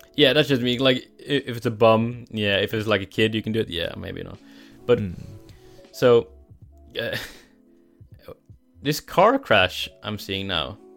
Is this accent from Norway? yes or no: yes; Norway; my accent, where I'm from Norway.